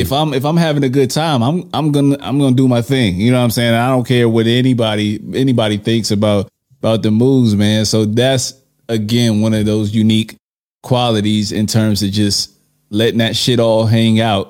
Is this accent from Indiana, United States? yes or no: no; New York, United States; I'm from New York.